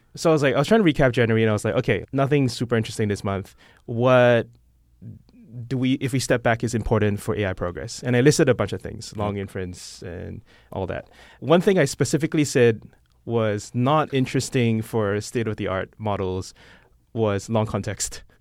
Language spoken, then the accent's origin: English; Singapore; moved away as an adult; now in San Francisco, United States; I'm not American. I'm Singaporean